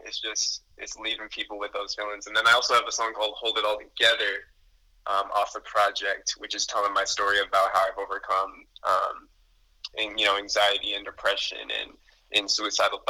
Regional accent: Elgin, Illinois, United States; my hometown is Elgin. That's my hometown. It's about 45 minutes away from Chicago

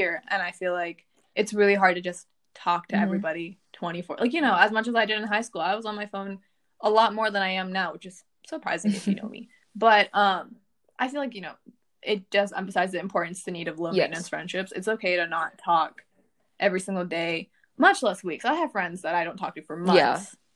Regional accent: Frisco, Texas, United States; moved away; growing up in Frisco

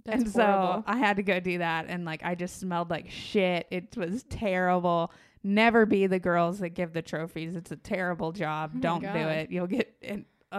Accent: San Diego, California, United States; From San Diego.

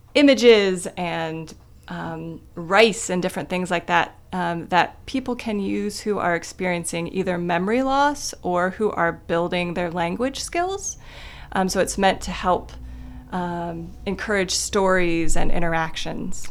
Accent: Kidron, Ohio, United States; moved away as an adult; now in Athens, United States; I grew up in a town of less than a thousand people called Kidron, Ohio.

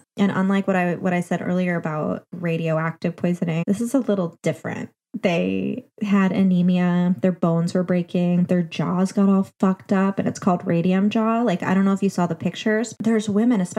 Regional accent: New Jersey, United States; I'm from New Jersey

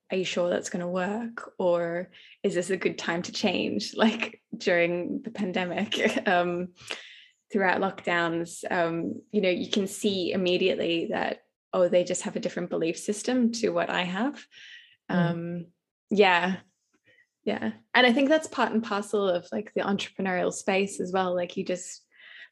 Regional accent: Australia; also born or lived in London, United Kingdom; now in South Africa; I'm Australian and I was under certain visa restrictions in the UK

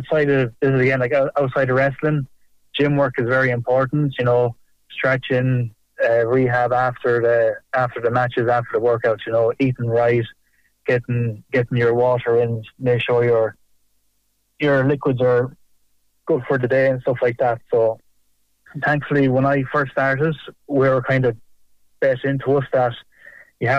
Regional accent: South Roscommon, Connacht, Ireland; I'm from the Bailot region and I went to school in primary school in Carnifulla. So Clannagale will be my local GAA team

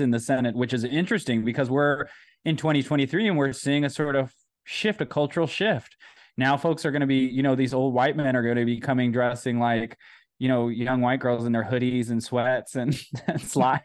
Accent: United States; I'm American

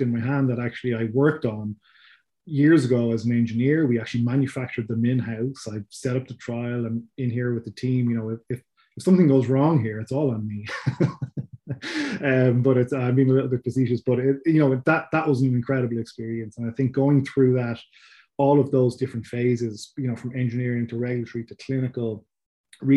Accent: Dublin, Leinster, Ireland; people can tell from my accent. I'm from Ireland, so from Dublin in Ireland.

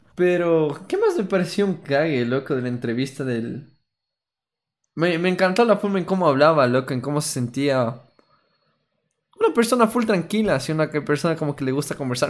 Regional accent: Ecuador; como nos expresamos aquí como ecuatorianos

